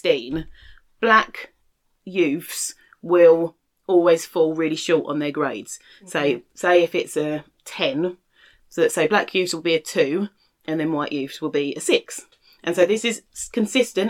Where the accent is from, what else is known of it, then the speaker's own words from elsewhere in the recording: London, United Kingdom; we lived in London and I grew up in London